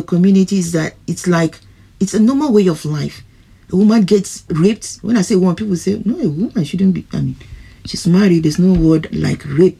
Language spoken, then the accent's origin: English; Ghana; But I'm a Ghanaian